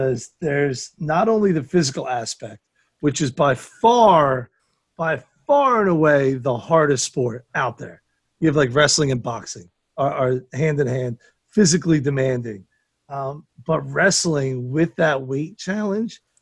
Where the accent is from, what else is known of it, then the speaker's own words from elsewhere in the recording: United States; I'm not English, American